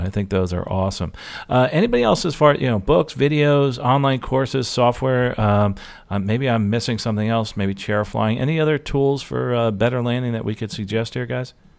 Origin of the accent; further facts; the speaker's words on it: New Jersey, United States; I'm from Jersey